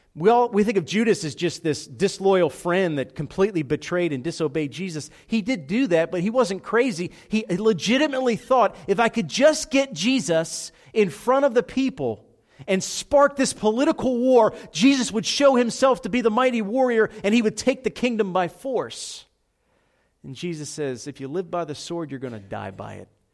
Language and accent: English; Philadelphia, Pennsylvania, United States; I'm from South Philadelphia